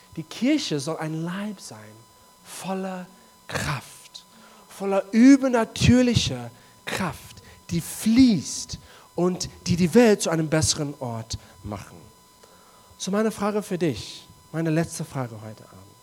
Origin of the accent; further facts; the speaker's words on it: South Africa; German is a second language; moved away; in Südafrika, wo ich herkomme